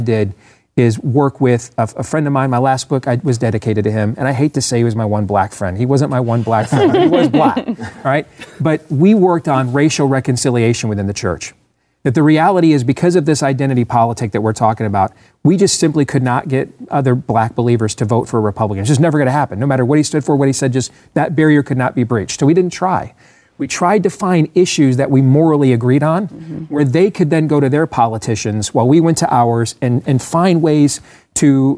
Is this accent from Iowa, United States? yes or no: yes; Iowa, United States; my home state of Iowa